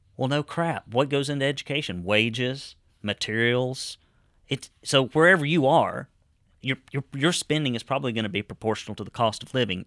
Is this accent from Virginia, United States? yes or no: no; Marion County, Alabama, United States; people I grew up with down in Dog Holler and in Marion County